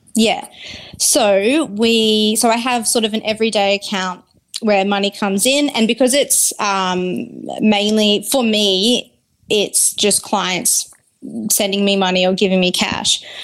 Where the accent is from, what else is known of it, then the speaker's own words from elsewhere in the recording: Brisbane, Queensland, Australia; I grew up in Brisbane